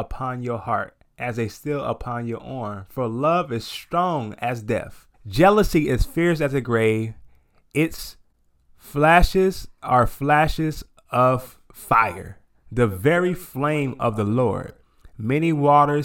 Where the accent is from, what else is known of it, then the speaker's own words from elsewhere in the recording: Los Angeles, California, United States; moved away as an adult; now in Delaware, United States; I'm from LA, so a big city like me.